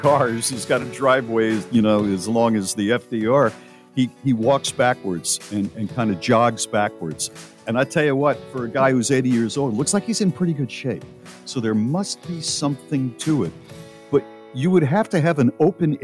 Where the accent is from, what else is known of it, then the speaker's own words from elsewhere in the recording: United States; as an American